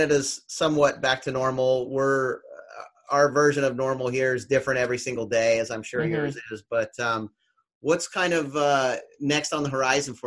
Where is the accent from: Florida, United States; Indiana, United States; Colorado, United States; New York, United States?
Florida, United States; also born or lived in Santa Barbara, California; I grew up here in Florida